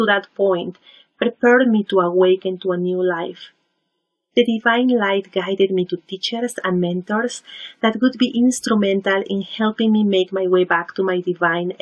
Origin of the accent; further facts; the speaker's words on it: Lima, Peru; moved away as an adult; now in Vancouver, Canada; I was born and raised in Peru, in Lima